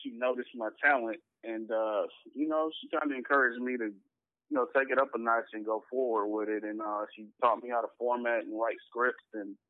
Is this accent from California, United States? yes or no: yes; Los Angeles, California, United States; In L.A., I'm from West L.A., La Brea in Washington, South Orange Drive to be specific.